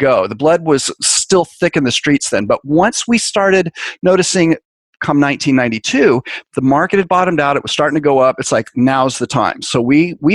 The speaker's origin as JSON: {"language": "English", "area": "San Francisco Bay Area", "region": "California", "country": "United States", "tie": "born or raised there", "said": "I grew up in the San Francisco Bay Area"}